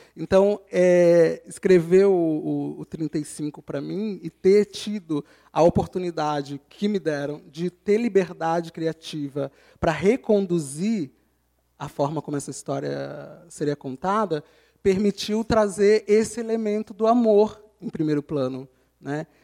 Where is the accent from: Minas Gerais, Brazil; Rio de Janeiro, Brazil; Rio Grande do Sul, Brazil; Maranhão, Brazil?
Rio de Janeiro, Brazil; moved away as an adult; now in São Paulo, Brazil; Eu sou carioca, como meus colegas aqui